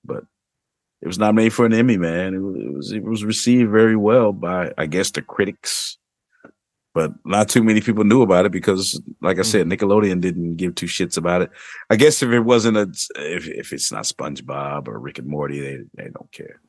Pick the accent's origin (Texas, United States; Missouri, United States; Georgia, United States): Missouri, United States; Missouri, mm-hmm. my home state